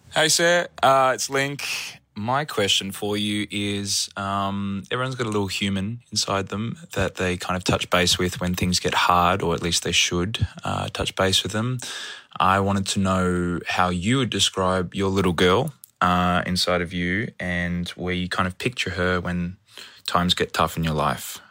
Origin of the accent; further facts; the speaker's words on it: Canberra, Australian Capital Territory, Australia; Canberra, which is my hometown